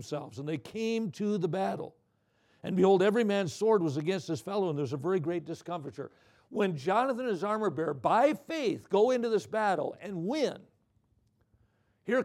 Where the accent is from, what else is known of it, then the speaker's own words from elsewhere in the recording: Watertown, Wisconsin, United States; Watertown, my hometown